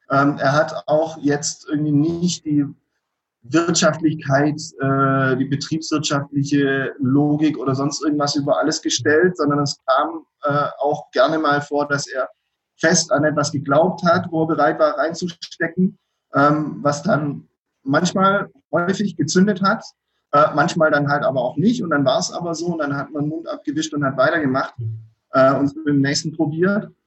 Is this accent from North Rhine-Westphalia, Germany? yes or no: no; Donzdorf, Baden-Württemberg, Germany; Ich, ich komme ursprünglich eigentlich auch aus der Ecke um Donsdorf.